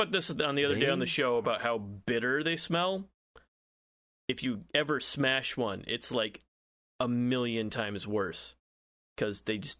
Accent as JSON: {"language": "English", "region": "Southwest", "country": "United States", "tie": "born or raised there", "said": "when I was a kid growing up in the South, literally fucking everything was poisonous growing up in the U.S. Southwest."}